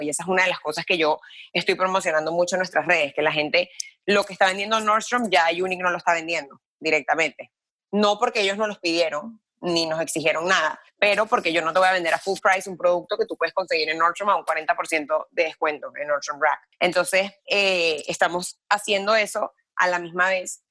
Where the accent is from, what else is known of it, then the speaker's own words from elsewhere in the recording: Caracas, Capital District, Venezuela; now in Miami, United States; yo nací en Caracas, pero mi familia es toda libanesa por todos lados.